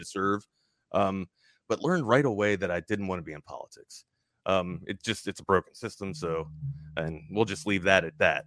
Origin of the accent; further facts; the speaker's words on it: Baltimore, Maryland, United States; moved away as an adult; also born or lived in Hawaii; I'm from the East Coast originally, uh, Baltimore, Maryland, grew up there